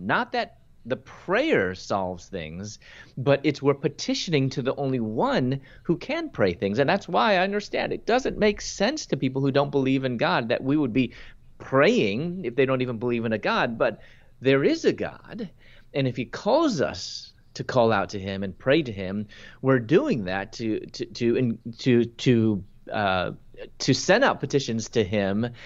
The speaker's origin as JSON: {"language": "English", "town": "Chicago", "region": "Illinois", "country": "United States", "tie": "born or raised there", "also_born_or_lived": "Louisville, Kentucky / Atlanta", "moved": "as an adult", "said": "I'm from Chicago, and I lo-, moved from Chicago to Louisville, Kentucky to pursue my doctorate in dentistry"}